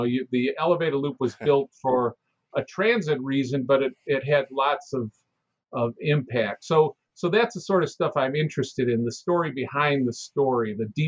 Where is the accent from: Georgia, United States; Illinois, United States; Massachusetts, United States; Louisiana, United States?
Illinois, United States; Chicago; I grew up in Chicago, and anybody who grew up in Chicago just knew that the name the Loop came from the elevated loop